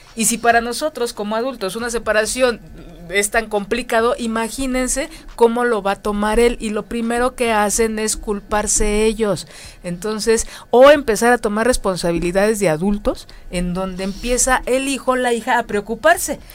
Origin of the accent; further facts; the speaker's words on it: Mexico; como mexicanos